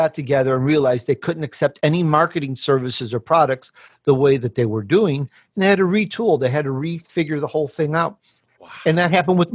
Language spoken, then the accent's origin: English; Chicago, Illinois, United States; born or raised there; also born or lived in Sicily, Italy